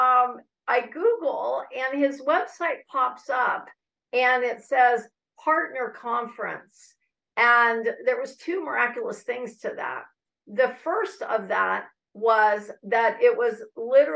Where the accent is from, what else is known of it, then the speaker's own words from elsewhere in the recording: Northern California, United States; I'm from Northern California.